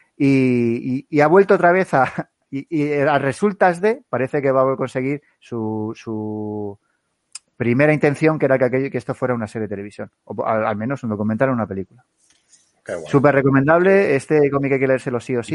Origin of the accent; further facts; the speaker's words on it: Alcalá de Henares, Community of Madrid, Spain; yo que soy de Alcalá de Henares